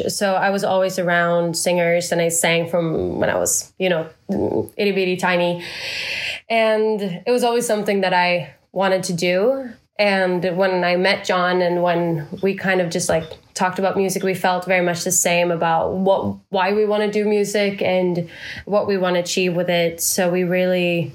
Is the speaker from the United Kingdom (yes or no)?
no; Sweden; now in United States; I'm originally from Sweden